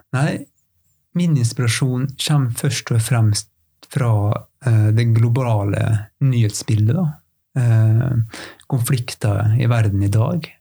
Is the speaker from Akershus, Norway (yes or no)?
no; Fræna, Møre og Romsdal, Norway; Fræna kommunen der jeg kommer fra